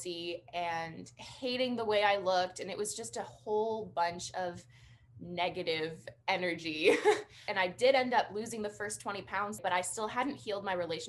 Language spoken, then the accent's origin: English; British Columbia, Canada; I am from British Columbia, Canada